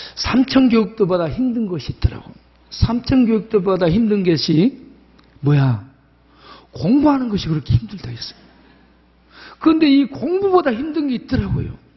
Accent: Jindo, South Jeolla, South Korea; 제가 태어난 고향이 전라남도 진도 조도 섬마을입니다

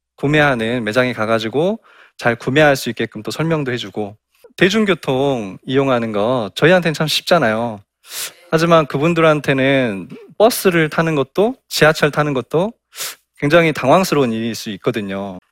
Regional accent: South Jeolla, South Korea; 저도 어, 전라남도

